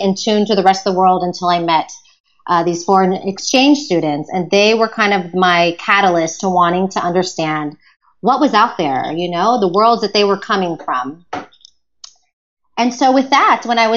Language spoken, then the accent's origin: English; Houston, Texas, United States; moved away as an adult; also born or lived in West Virginia; now in Spain; Growing up in Houston, Texas is where I spent my childhood